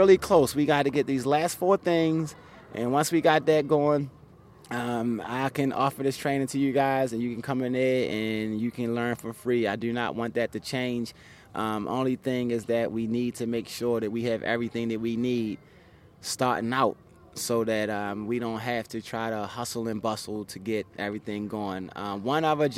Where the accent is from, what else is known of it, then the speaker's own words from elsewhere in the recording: Baltimore, Maryland, United States; moved away as an adult; also born or lived in Atlanta; now in California, United States; Baltimore City, my hometown